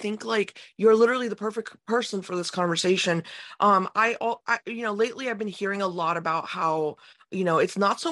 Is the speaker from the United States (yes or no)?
yes; United States; growing up in America